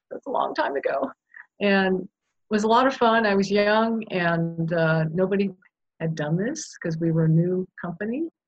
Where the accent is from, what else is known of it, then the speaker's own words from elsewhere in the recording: Japan; I was born and raised in Japan in an international community.